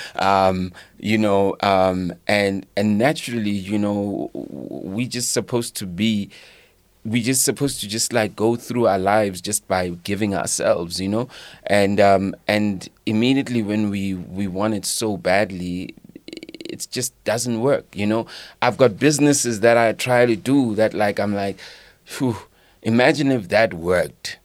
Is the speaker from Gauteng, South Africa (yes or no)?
yes; Leondale, Gauteng, South Africa; also born or lived in Katlehong; my teenagers were in Leondale, the East Rand